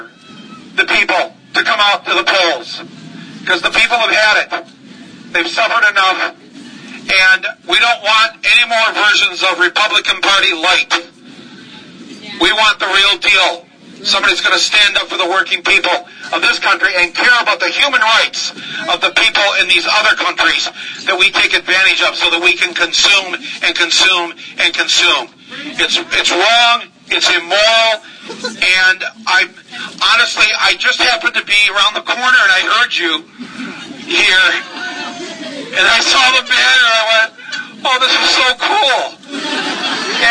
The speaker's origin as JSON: {"language": "English", "town": "Flint", "region": "Michigan", "country": "United States", "tie": "born or raised there", "said": "Being from Flint, Michigan"}